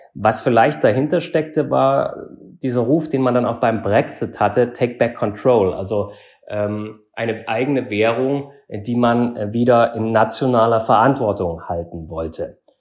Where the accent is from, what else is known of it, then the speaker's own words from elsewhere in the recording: East Germany, Germany; moved away as an adult; also born or lived in Frankfurt; now in Berlin, Germany; ich komme ursprünglich aus Ostdeutschland